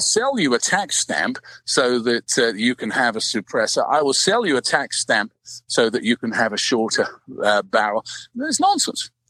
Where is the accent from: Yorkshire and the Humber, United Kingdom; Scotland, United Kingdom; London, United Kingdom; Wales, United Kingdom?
London, United Kingdom; moved away; I'm 12,000 miles away. I was from London